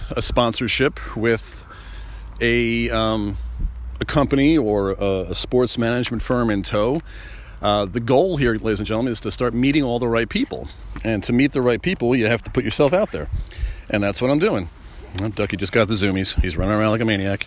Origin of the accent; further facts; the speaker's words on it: Long Island, New York, United States; I grew up in Long Island